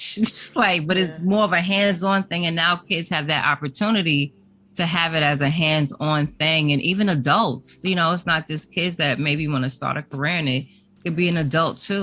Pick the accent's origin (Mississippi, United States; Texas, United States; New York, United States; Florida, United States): New York, United States; us New Yorkers speak fast